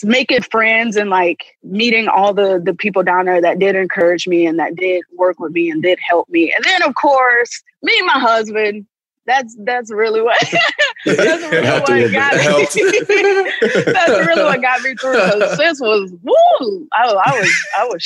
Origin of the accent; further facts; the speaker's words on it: Sanford, Florida, United States; moved away as an adult; also born or lived in Tampa, Florida; I'm billed from Orlando, Florida, but I'm from actually from Sanford, Florida, which is a small town outside of Orlando. So come from a very close-knit family. So that was my first time away from home